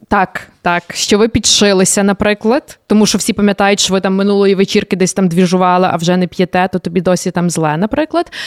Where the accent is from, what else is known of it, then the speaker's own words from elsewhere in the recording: Sykhiv, Lviv Oblast, Ukraine; я виросла на Сихові